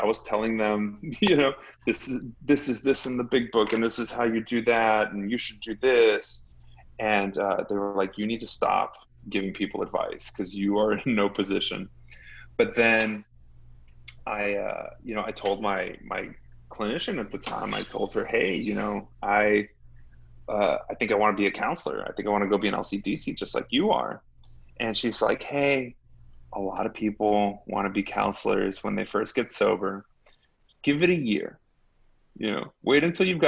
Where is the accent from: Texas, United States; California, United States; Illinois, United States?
Texas, United States; Laredo; I grew up in Laredo